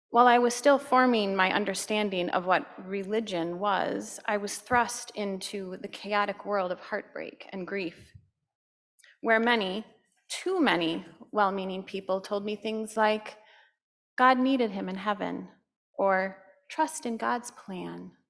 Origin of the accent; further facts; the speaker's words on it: Stillwater, United States; We grew up in Stillwater, where I still reside today.